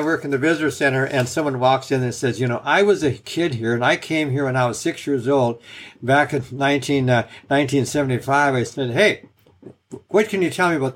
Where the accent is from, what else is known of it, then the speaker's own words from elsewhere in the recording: Washington, United States; finally moved back to my home state of Washington